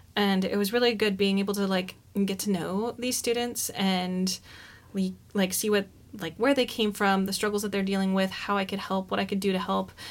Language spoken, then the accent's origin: English; Oroville, California, United States; moved away as an adult; now in Eugene, United States; I grew up in Orville, California